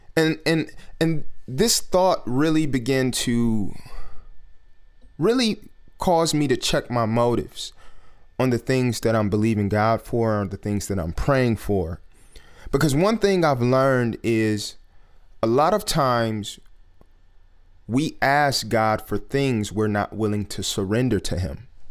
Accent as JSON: {"language": "English", "town": "Detroit", "region": "Michigan", "country": "United States", "tie": "born or raised there", "said": "just growing up in Detroit and growing up around industry people here in Detroit"}